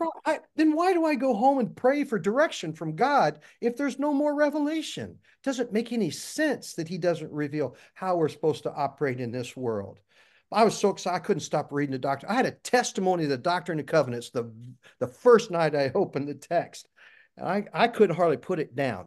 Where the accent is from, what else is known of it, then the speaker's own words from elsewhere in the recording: Jackson County, Missouri, United States; I was born and raised in Jackson County, Missouri